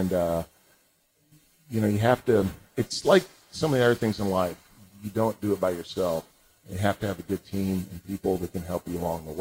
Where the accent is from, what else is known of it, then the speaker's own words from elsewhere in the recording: St. Louis, Missouri, United States; also born or lived in Madrid, Spain; I grew up in St. Louis, outside St. Louis